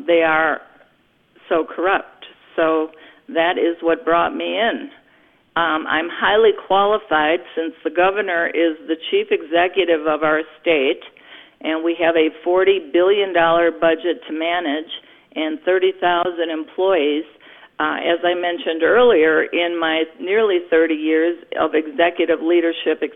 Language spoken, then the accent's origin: English; New Berlin, Wisconsin, United States; I have lived in Wisconsin all my life. I grew up in New Berlin in Waukesha County